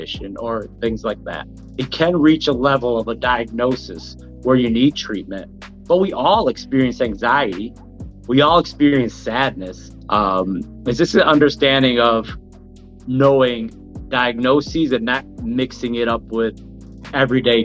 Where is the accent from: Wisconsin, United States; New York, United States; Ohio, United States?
Wisconsin, United States; Milwaukee; I'm from Milwaukee, born and raised here, went to MPS school